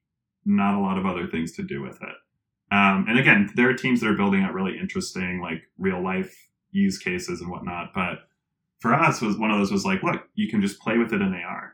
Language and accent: English; Colorado, United States; I'm from Colorado